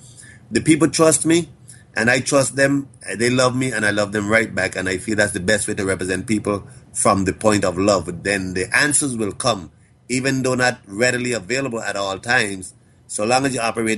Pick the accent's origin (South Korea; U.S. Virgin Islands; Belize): U.S. Virgin Islands; we are an American territory here in the Caribbean, an English-speaking American territory